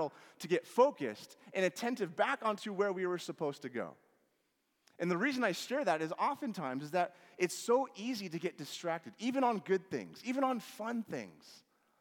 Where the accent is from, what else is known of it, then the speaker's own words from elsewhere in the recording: Washington, United States; growing up in Washington